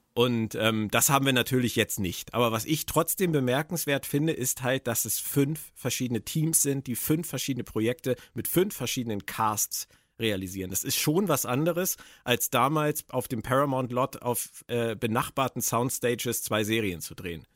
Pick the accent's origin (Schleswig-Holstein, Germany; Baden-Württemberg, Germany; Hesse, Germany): Schleswig-Holstein, Germany; hier bei uns in Schleswig-Holstein